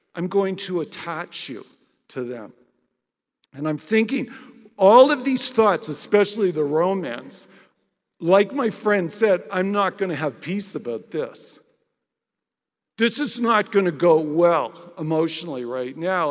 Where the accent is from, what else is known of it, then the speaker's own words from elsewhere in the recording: Canada; I'm Canadian and I'm a non Jew